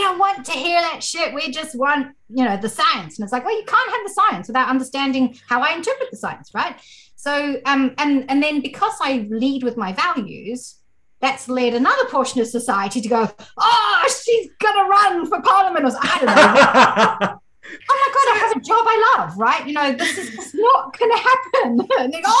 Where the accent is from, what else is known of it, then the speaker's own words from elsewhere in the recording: South Africa; I grew up in South Africa